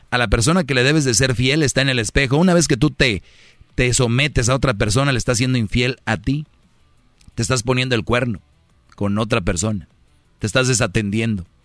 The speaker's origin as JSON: {"language": "Spanish", "country": "Mexico", "said": "Es que le engañó un mexicano. Yo soy de México."}